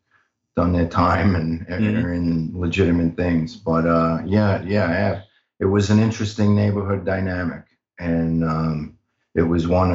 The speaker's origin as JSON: {"language": "English", "town": "New York City", "region": "New York", "country": "United States", "tie": "born or raised there", "said": "Born in Brooklyn, man. Bensonhurst, Brooklyn."}